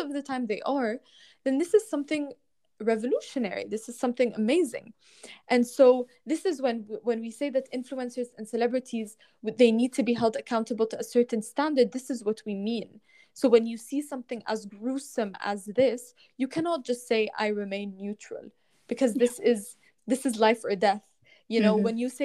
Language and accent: English; Lebanon; growing up in Lebanon